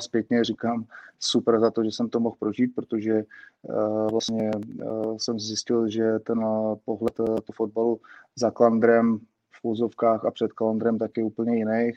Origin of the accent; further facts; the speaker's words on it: Prague, Czechia; jsem z Břevnova, tak vlastně jsme s jedním z členů z okolností Area 114 Pavlem Sobojou, kterým jsem byl vlastně spolužák eh, na základní škole